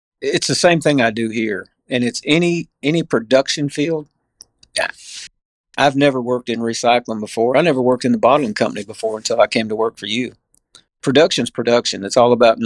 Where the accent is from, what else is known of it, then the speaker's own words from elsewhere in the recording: Emlenton, Pennsylvania, United States; also born or lived in Morris, Illinois / Missouri Valley, Iowa / Langston, Alabama; now in Alabama, United States; we landed in a little small town called Emleton, Pennsylvania, which is about 80 miles east of Pittsburgh